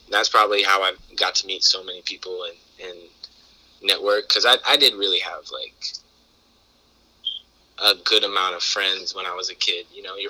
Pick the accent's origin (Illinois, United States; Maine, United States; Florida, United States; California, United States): Maine, United States; Portland; also born or lived in Virginia; they raised me in Portland.